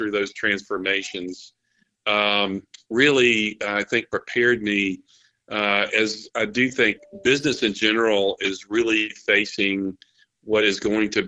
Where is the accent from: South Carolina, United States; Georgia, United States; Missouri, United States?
South Carolina, United States; South Carolina is my native state, my home state